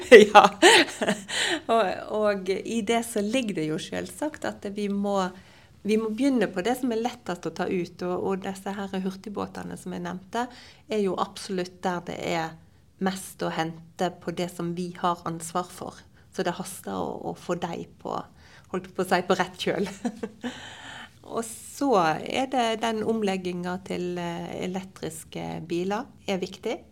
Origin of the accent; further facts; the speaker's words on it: Gulen, Vestland, Norway; jeg vokste opp i Gulen